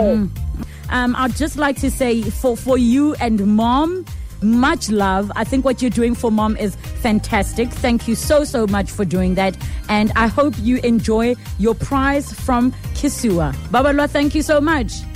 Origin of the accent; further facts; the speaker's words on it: East London, Eastern Cape, South Africa; moved away as an adult; now in Johannesburg, South Africa; originally, I'm from East London